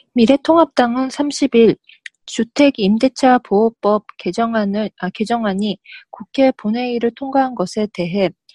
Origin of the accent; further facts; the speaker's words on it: Japan; also born or lived in South Korea; 私、韓国生まれ、日本育ち